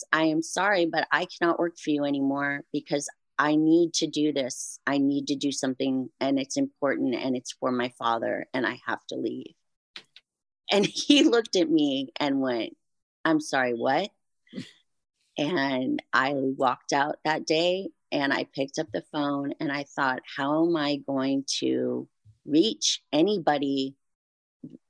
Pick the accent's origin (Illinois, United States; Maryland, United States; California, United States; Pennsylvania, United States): California, United States; Santa Barbara; my hometown, the Santa Barbara Bowl.